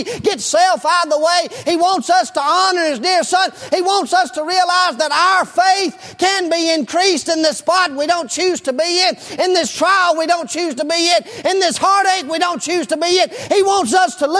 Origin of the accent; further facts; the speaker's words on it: United States; as an American